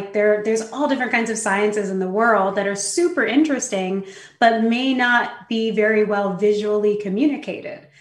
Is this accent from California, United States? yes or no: yes; San Francisco, California, United States; I was born in San Francisco. I always lived in big cities with my family